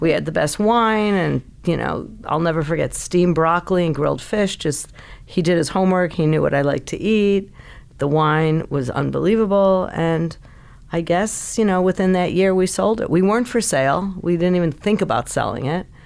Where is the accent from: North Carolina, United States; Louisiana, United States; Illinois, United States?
Illinois, United States; Chicago; moved away; I grew up in Chicago